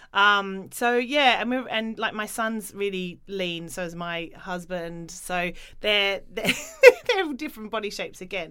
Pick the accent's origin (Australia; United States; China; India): Australia; moved away; I grew up in Australia where you know you didn't wear many clothes and it was very sport driven